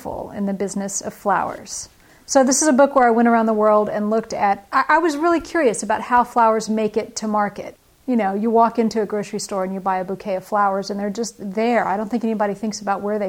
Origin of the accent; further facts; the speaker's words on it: Northern California, United States; my hometown in Northern California